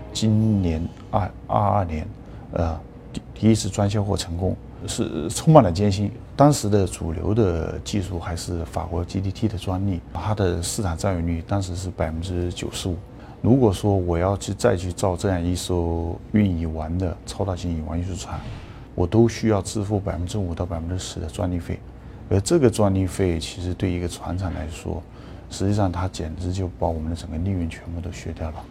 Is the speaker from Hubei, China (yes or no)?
yes; Jingzhou, Hubei, China; 我是来自于鱼米之乡的荆州，船是小时候见过很多了，呃，但是都是在长江内河跑的船。